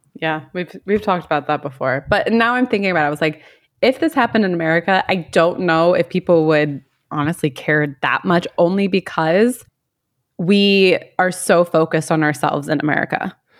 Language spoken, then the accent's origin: English; United States; moved away; I'm American and I I live in another country